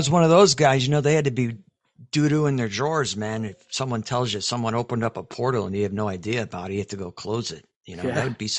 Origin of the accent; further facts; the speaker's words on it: Chicago, Illinois, United States; now in Texas, United States; Now I'm in Texas, so I'm lucky, but I came from Chicago, which is totally different.